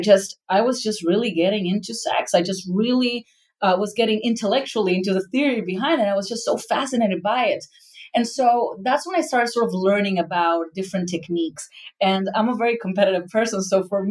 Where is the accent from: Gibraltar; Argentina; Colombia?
Argentina; moved away; I come from Argentina, a very Catholic family